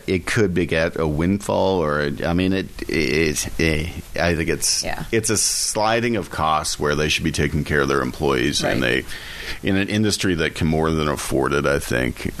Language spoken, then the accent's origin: English; Ottawa, Ontario, Canada; I'm from Ottawa, which is closest to Quebec you can get.